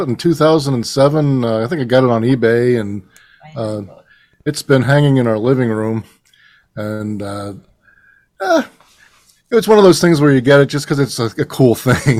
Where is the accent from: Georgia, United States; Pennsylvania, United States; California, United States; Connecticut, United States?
Pennsylvania, United States; Reading; also born or lived in Cleveland, Ohio; now in Nashville, United States; I was born in Reading, Pennsylvania, which is also the hometown of …